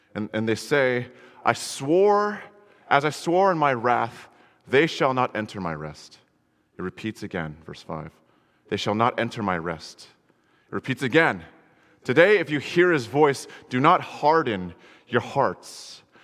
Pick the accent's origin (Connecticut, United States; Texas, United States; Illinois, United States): Connecticut, United States; I grew up in Connecticut, you know, there's nothing cool there